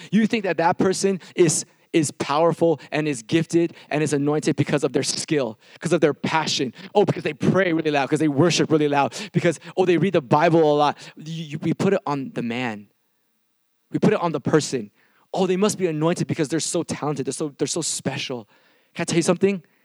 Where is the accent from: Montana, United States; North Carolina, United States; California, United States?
California, United States; Milpitas; I'm from a small town called Milpitas